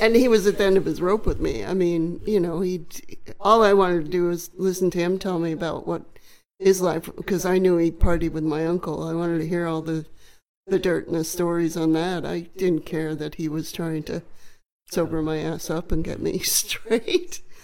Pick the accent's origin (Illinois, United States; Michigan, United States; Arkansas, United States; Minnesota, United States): Illinois, United States; Macomb; A little town called Macomb, Illinois. It's about four hours southwest of Chicago.